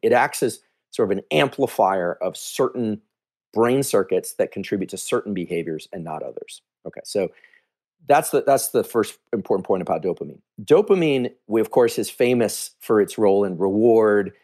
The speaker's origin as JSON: {"language": "English", "area": "Silicon Valley", "region": "California", "country": "United States", "tie": "born or raised there", "said": "I grew up here in Silicon Valley, I'm from here"}